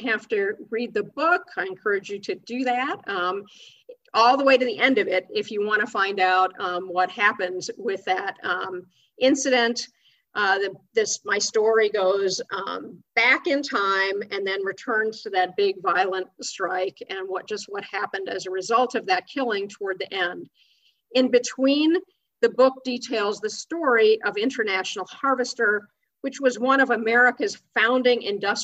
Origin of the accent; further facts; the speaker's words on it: Chicago, Illinois, United States; When I was growing up in Chicago in the 1960s and 70s